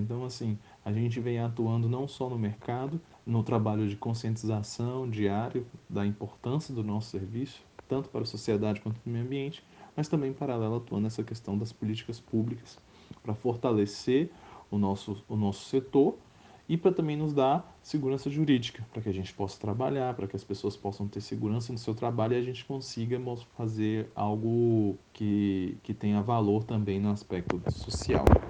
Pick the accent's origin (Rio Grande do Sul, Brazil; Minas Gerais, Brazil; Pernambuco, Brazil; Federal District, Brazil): Federal District, Brazil; Brasília; sou daqui de Brasília, sempre morei e atuo aqui em Brasília também